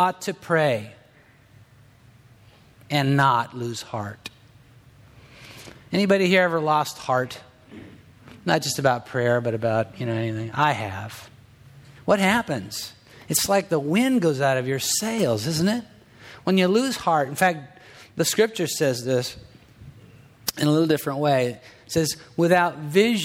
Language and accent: English; Southern California, United States; I'm from Southern California